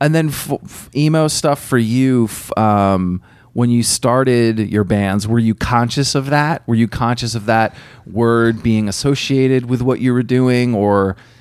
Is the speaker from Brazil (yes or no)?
no; Burlington, Vermont, United States; I grew up in Burlington, Vermont